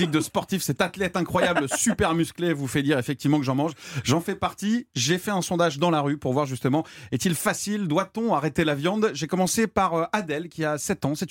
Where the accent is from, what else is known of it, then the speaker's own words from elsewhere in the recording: France; je suis français et je crois